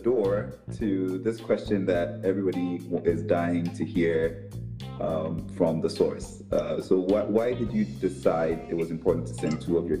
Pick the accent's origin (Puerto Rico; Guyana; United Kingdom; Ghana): Ghana; now in United States; even as a Ghanaian born, living in this country and going to school in this country.